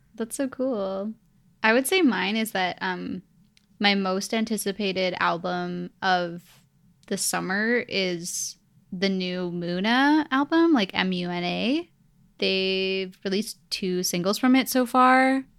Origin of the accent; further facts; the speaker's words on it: Vancouver, British Columbia, Canada; also born or lived in Edmonton, Alberta; I'm from Vancouver